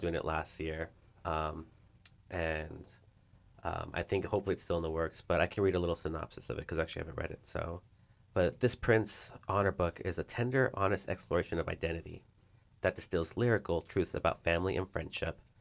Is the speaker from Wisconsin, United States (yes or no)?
no; El Paso, Texas, United States; now in Nebraska, United States; I'm from El Paso